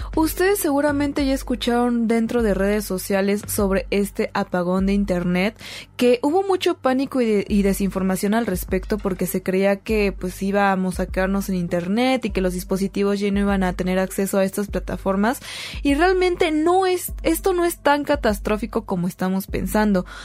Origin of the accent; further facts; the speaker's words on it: Mexico; nosotros como mexicanos